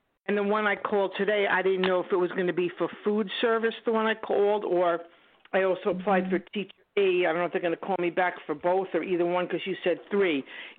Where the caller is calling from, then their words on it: New York, United States; Long Island.